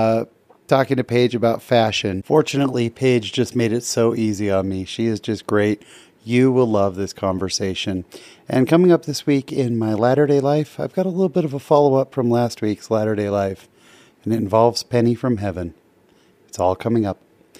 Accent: California, United States; I'm a big VW fan, being a Californian.

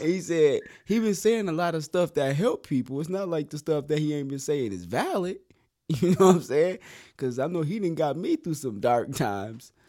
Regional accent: Flint, Michigan, United States; we are both from Flint

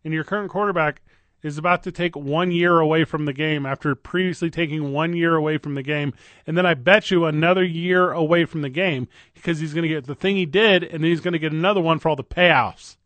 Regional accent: Midwest, United States; I grew up in the Midwest

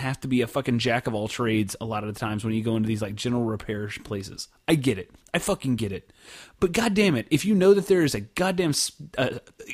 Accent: Oklahoma, United States; now in Dallas, United States; I grew up in Oklahoma

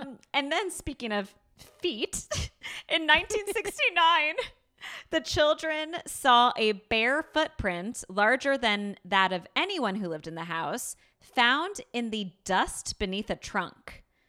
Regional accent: New York, United States; a born and bred New Yorker

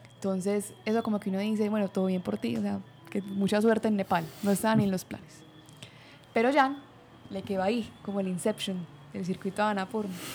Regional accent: Colombia; yo pues soy colombiana y trabajaba desde Bali

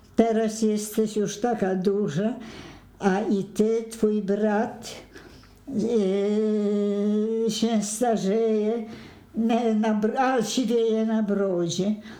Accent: Poland; Swedish is a second language; moved away as an adult; also born or lived in Sweden; now in Stockholm, Sweden

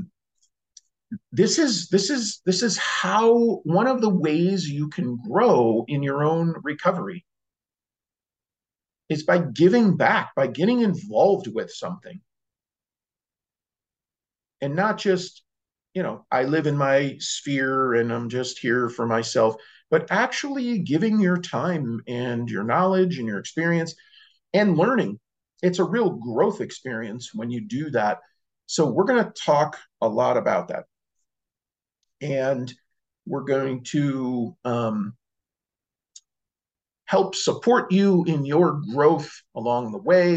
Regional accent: Cicero, Illinois, United States; I grew up in Chicago, Cicero

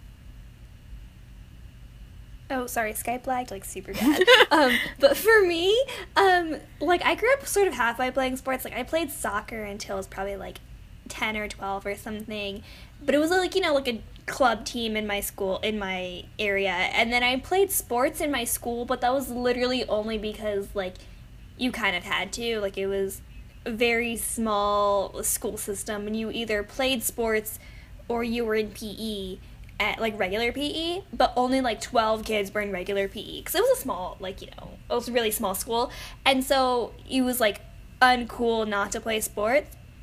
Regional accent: San Antonio, Texas, United States; I'm from San Antonio

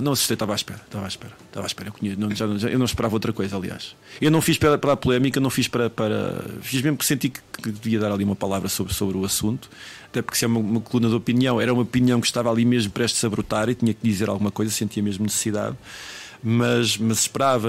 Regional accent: Tondela, Centro, Portugal; now in Lisbon, Portugal; quando eu saí de Tondela

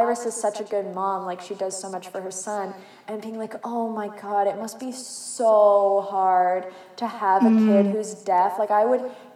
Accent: Canada; we are Canadian, we are not American

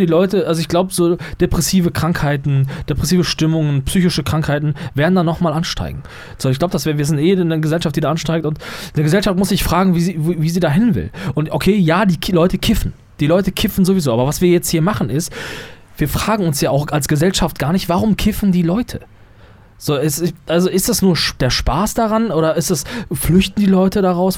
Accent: Germany; bei uns in Deutschland

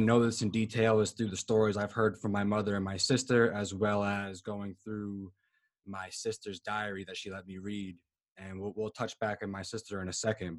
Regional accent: Providence, Rhode Island, United States; I am from Providence, Rhode Island

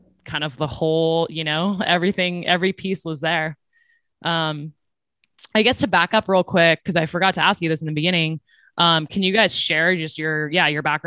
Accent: Silicon Valley, California, United States; I grew up in Silicon Valley

